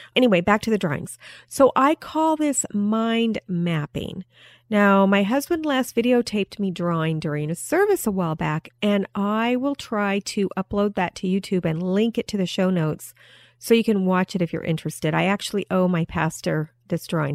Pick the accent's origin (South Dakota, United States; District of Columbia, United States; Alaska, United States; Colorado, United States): Alaska, United States; moved away; I was raised partially in Alaska where there wasn't much sunlight